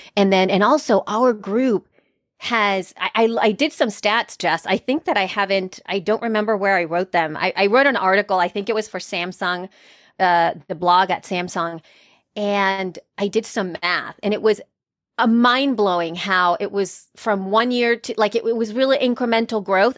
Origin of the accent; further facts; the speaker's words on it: El Salvador; moved away; I am from El Salvador, Central America, and I'm an immigrant